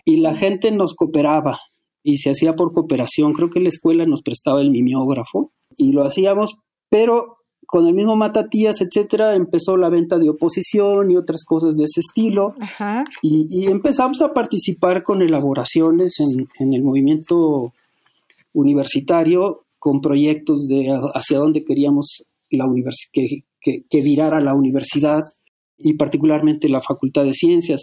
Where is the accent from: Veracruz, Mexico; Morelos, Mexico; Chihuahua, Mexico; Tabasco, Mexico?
Morelos, Mexico; Cuernavaca; also born or lived in Apan, Hidalgo; de APAN prácticamente no me acuerdo nada porque salí muy chico de ahí, como de cuatro años. Fuimos a vivir a Cuernavaca